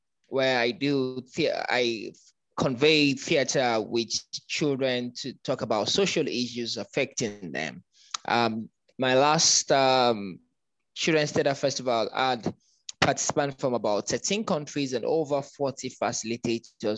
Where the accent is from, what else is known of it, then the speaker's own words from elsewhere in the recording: Lagos, Nigeria; moved away as an adult; now in Abuja, Nigeria; I am originally from Lagos. I grew up in Lagos, moved to Abuja about 11 years ago